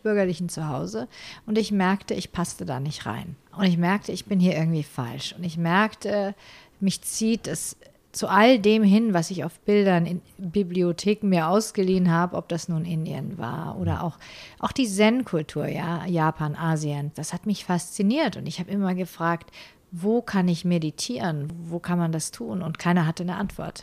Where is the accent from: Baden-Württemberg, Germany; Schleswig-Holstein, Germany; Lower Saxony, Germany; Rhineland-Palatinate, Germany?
Baden-Württemberg, Germany; Ulm; in Ulm wo ich aufgewachsen bin